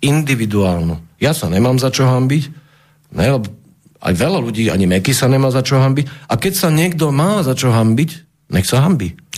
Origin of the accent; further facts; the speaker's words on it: Bratislava, Bratislava Region, Slovakia; som z Bratislavy